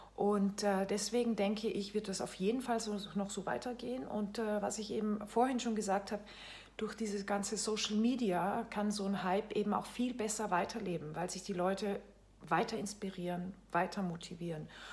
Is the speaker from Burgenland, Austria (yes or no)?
no; Salzburg, Austria; moved away as an adult; also born or lived in France; now in Bremen, Germany; Ich lebe in Bremen, bin aber gebürtige Österreicherin. Ich bin in Salzburg geboren